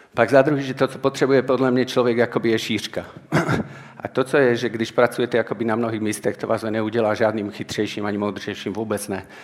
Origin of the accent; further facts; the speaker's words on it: Martin, Žilina Region, Slovakia; Czech is a second language; já jsem ze Slovenska, takže mluvím takovou lámanou češtinou